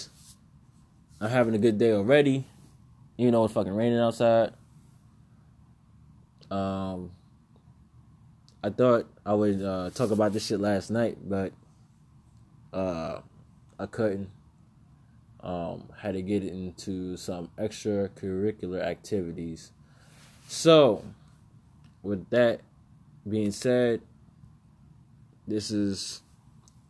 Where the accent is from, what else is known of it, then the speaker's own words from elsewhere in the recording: New York, United States; I was brought up in New York.